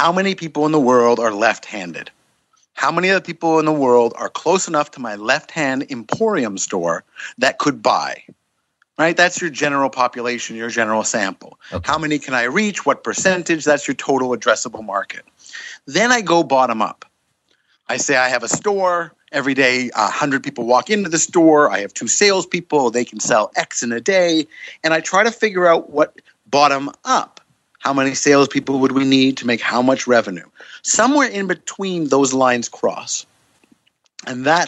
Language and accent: English; Canada; I'm a Canadian